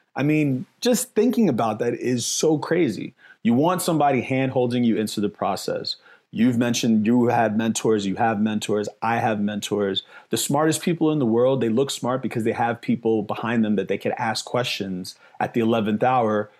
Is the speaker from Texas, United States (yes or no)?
no; New York City, New York, United States; now in Las Vegas, United States; I'm from the Bronx, New York, I'm from the hood